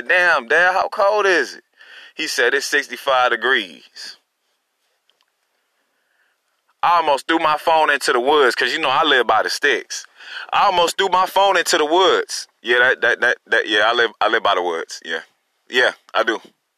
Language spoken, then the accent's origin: English; Long Beach, California, United States; now in Durham, United States; I'm from California. I'm from Long Beach, by the way. You know, shout out to Long Beach. I'm from the East.